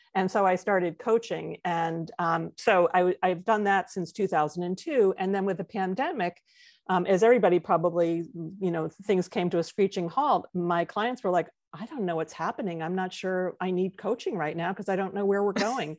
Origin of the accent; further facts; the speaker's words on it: White Plains, New York, United States; also born or lived in Midwest; born in the Midwest, but, um, by the time I was six, my family had moved to White Plains, New York, and then remained there for, you know, my entire schooling